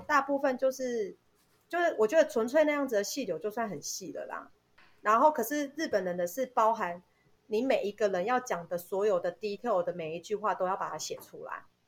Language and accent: Chinese; Taiwan; 我们是台湾人